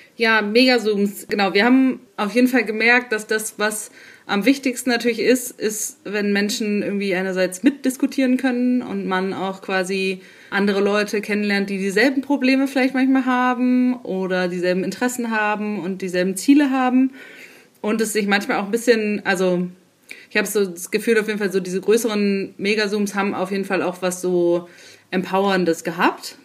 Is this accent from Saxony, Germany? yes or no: yes; Leipzig, Saxony, Germany; Ich bin aus Leipzig, ich bin 31 Jahre